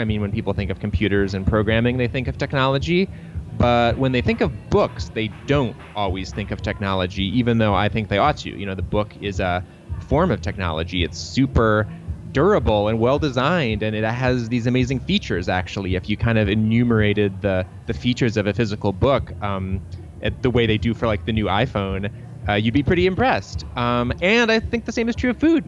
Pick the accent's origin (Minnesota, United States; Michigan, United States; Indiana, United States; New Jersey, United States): Michigan, United States; Troy; I grew up in Troy, Michigan